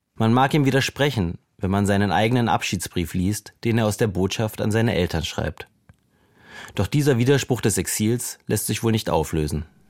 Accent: Berlin, Germany; unzählige Liederabende mit anderen Exilierten in unserem Berliner Wohnzimmer

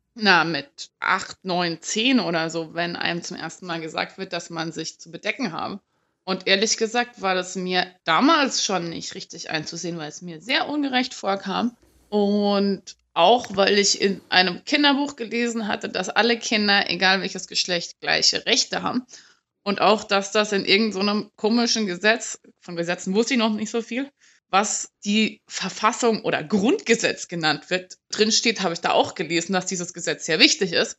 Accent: West Germany, Germany; ich komme ursprünglich aus Westdeutschland

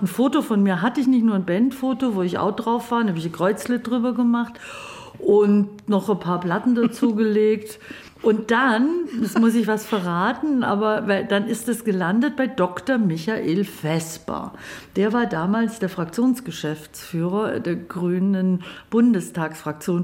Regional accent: Babenhausen, Bavaria, Germany; also born or lived in Ulm; Ulm ist Baden-Württemberg, da bin ich geboren, aufgewachsen in Babenhausen, das ist zwischen Memmingen, Augsburg, in der Ecke

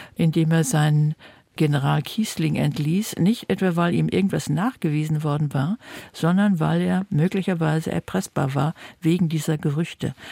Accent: Germany; wir reden normalerweise korrektes Deutsch als Deutsche

